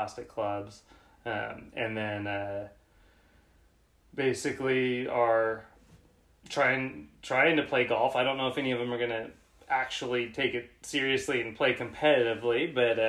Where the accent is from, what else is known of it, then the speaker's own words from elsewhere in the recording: Steilacoom, Washington, United States; also born or lived in Bakersfield, California / Los Angeles / Chicago; Moved up here when I was 4, actually to Steilacoom. Lived here till I was 18, finished high school at Steilacoom High School